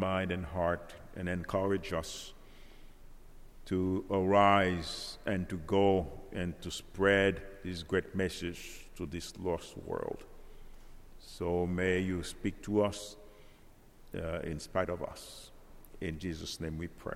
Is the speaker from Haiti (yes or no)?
yes; Haiti; now in Central Florida, United States; I came from Haiti